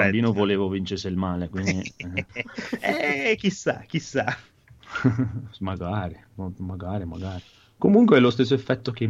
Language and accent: Italian; Lombardy, Italy; io da buon lombardo sono andato dal mio